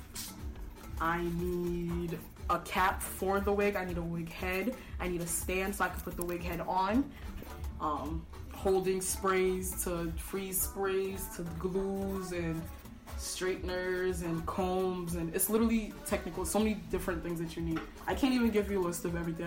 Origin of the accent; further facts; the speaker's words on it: Nigeria; now in Salem, United States; I'm also Nigerian